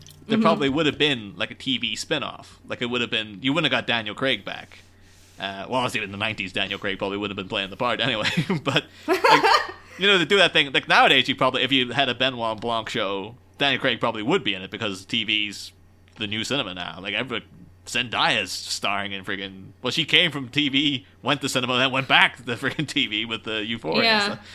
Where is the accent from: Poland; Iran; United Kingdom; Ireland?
Ireland; growing up in Ireland and then getting English television